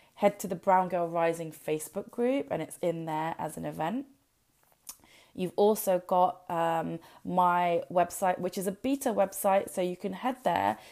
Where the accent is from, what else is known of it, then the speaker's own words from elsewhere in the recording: United Kingdom; when we're in the UK, yes, we're British born, we're bred, this is our heritage